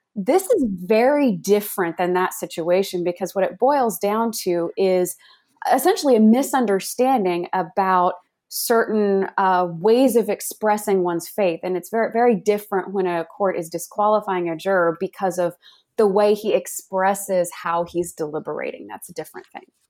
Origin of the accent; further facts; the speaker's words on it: Dallas-Fort Worth, Texas, United States; also born or lived in Virginia; I grew up in the Dallas-Fort Worth, Texas area